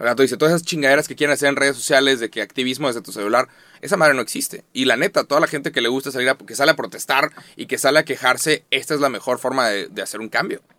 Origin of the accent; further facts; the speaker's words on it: Mexico; como nos hablamos los mexicanos